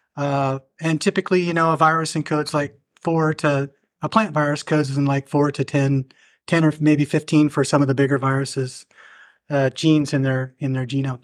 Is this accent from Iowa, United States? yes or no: yes; Southeast Iowa, United States; also born or lived in Berkeley, California; I grew up in Southeast Iowa on a farm